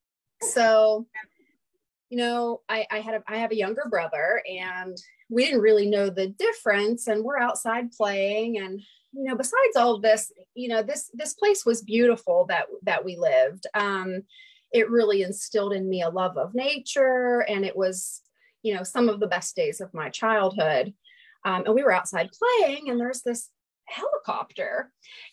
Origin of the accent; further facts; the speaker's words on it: Doddridge County, West Virginia, United States; also born or lived in Ohio; I was born in Ohio and then, didn't live there long, and we moved to very, very remote West Virginia, Doddridge County, West Virginia.